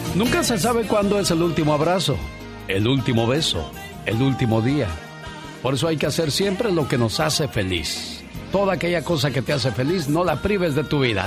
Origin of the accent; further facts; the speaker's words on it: Guerrero, Mexico; soy de Guerrero